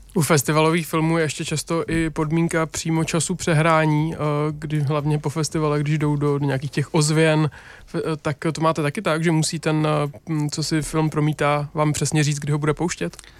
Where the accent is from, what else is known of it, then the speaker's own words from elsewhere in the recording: Kolín, Central Bohemian Region, Czechia; ve svém rodném městě Kolín